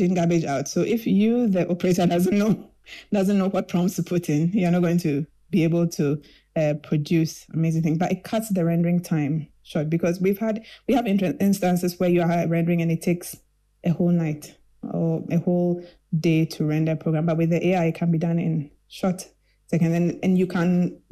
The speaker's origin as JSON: {"language": "English", "town": "Kumasi", "region": "Ashanti", "country": "Ghana", "tie": "born or raised there", "said": "I grew up in Kumasi"}